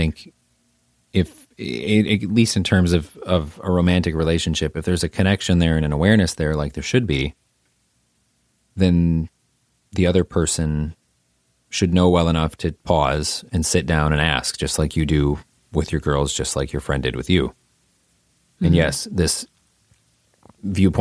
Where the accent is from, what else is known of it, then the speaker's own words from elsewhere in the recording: Midwest, United States; I'm a Midwesterner